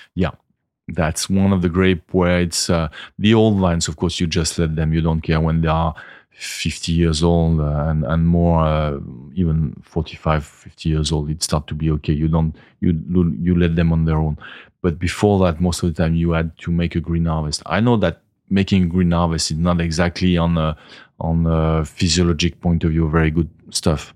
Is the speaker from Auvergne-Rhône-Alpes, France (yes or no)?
yes; the Alps, Auvergne-Rhône-Alpes, France; English is a second language; now in Bandol, France; I'm from the Alps. I moved down south